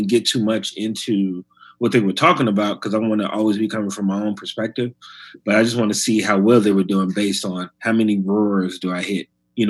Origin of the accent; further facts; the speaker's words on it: Chicago, Illinois, United States; now in New York, United States; Like, I was mostly doing clubs when I came from Chicago.